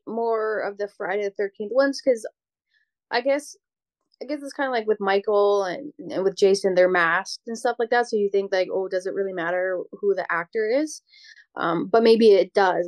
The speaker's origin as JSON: {"language": "English", "country": "Canada", "said": "I'm Canadian"}